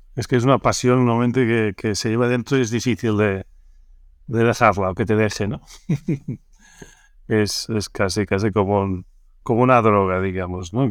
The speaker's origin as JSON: {"language": "Spanish", "town": "Barcelona", "region": "Catalonia", "country": "Spain", "tie": "born or raised there", "said": "yo soy nacido en Barcelona"}